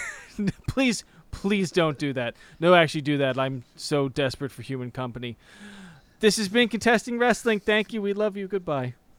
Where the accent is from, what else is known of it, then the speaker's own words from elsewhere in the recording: United States; As an American